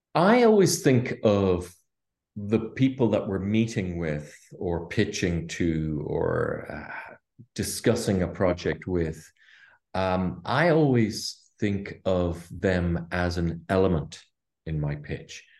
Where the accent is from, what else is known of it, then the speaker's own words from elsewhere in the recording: Ireland; I'm Irish, grew up here in Ireland